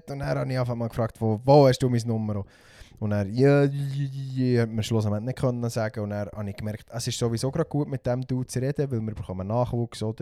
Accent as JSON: {"language": "German", "country": "Switzerland", "said": "gerade für uns Schweizer"}